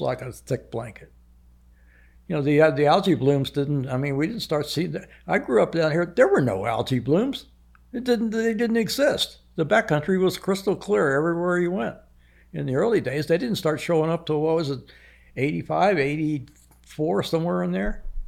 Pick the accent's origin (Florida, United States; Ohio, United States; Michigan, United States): Florida, United States; Islamorada; I grew up in, on Lower Matacumbie